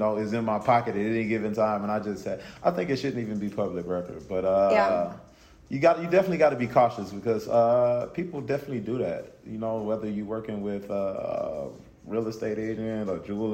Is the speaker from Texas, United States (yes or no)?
no; Gloster, Mississippi, United States; I'm from Gloucester, Mississippi. It's a small town in southwest Mississippi.